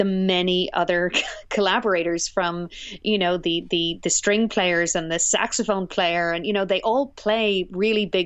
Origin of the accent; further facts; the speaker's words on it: Cork, Munster, Ireland; moved away as an adult; also born or lived in Northern Ireland; now in Vermont, United States; born in the north of Ireland in the very troubled 70s. So we relocated to the south of Ireland where my father is from, and I grew up there in Cork and spent most of my life there until graduate school